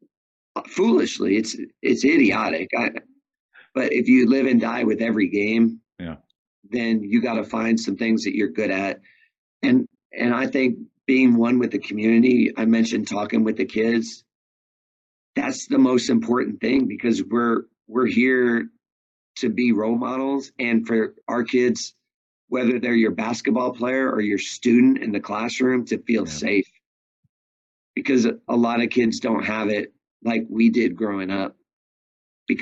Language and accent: English; New York, United States; moved away as an adult; I'm from New York